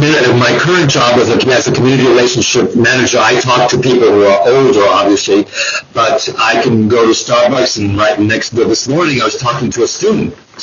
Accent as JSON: {"language": "English", "country": "Bolivia", "tie": "born or raised there", "also_born_or_lived": "New York City, United States", "lives_now": "United States", "said": "growing up in Bolivia in the 1960s, 70s, that kind of stuff, 80s, being in here in the United States and living in New York City for 7 years, the whole thing."}